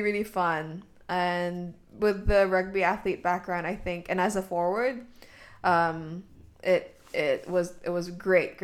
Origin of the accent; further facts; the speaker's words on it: Hong Kong; I was born and raised here in Hong Kong